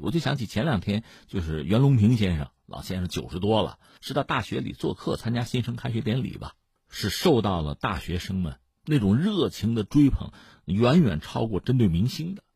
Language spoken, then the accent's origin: Chinese; China; 我们中国人